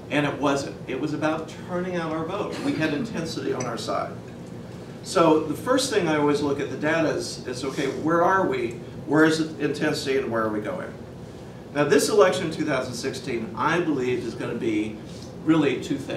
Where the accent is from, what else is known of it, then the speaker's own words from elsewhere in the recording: Oklahoma, United States; What I consider my home state, I was, grew up as an Army brat, but what I consider my home state of Oklahoma had an eight-point drop-off of turnout from 2008